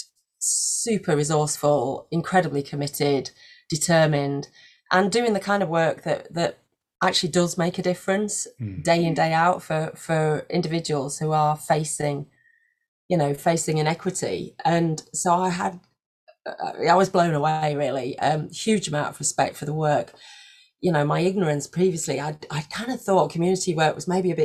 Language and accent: English; Leeds, Yorkshire and the Humber, United Kingdom; moved away as an adult; also born or lived in Belgium; I moved up north and moved back up north. I'm from Leeds